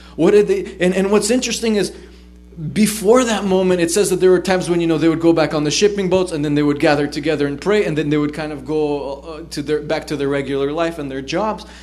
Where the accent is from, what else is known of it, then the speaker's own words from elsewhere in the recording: United States; also born or lived in Israel; I grew up here. I've I've I've already lived in America more than I lived there. It's like you know I'm. I'm, I'm an American